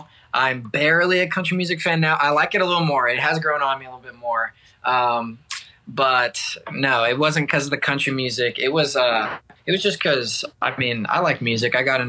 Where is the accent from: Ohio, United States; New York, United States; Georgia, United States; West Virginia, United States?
Georgia, United States; Columbus; also born or lived in Texas / Virginia; my dad was military, so I moved around Texas, Virginia, and then ended up mostly growing up in Columbus, Georgia, near Fort Benning, and made my way up to Nashville for college